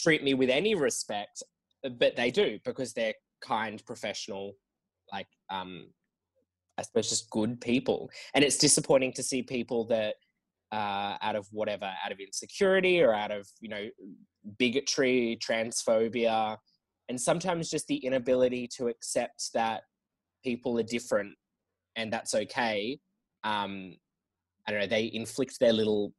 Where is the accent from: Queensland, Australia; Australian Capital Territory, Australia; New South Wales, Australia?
Australian Capital Territory, Australia; Canberra; now in Sydney, Australia; I'm from Canberra originally